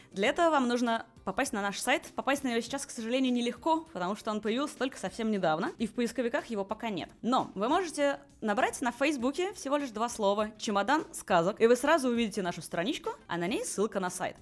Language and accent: Russian; Moscow, Russia; moved away as an adult; now in Hanover, Germany; Родилась я в Москве, там же училась, там же работала